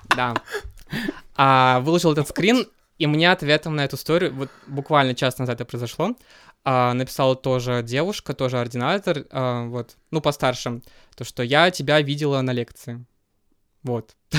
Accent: Kazan, Tatarstan, Russia; moved away as an adult; now in Moscow, Russia; я родился в Казани

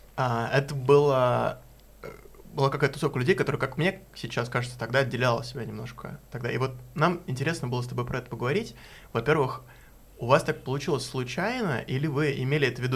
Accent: Moscow, Russia; я э, рос в Чертаново

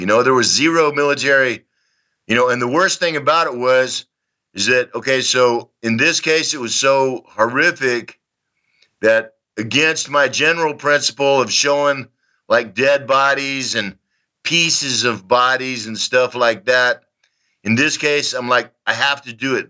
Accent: Texas, United States; accent: Texan; moved away as an adult; also born or lived in Dallas; now in Donetsk, Ukraine; I was I was born in Texas in 1960. Um, I grew up during the time of the Civil Rights Movement, the Vietnam War. I lived in Dallas when JFK was murdered.

